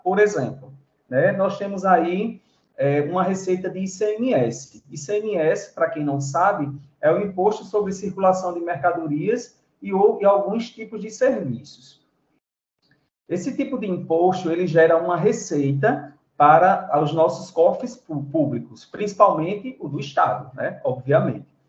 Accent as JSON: {"language": "Portuguese", "country": "Brazil", "said": "nós, brasileiros"}